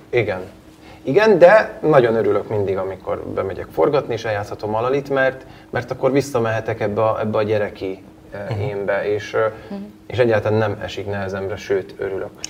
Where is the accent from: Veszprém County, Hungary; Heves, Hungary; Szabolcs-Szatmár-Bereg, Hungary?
Heves, Hungary; Abasár; moved away as an adult; now in Budapest, Hungary; jó módú családban nőttem fel, Abasáron, egy, egy kis faluban, Heves megyében.